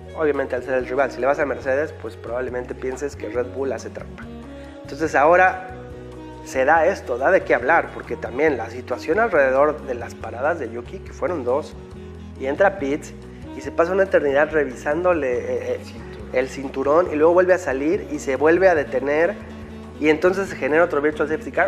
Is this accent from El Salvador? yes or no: no; Mexico; como fans mexicanos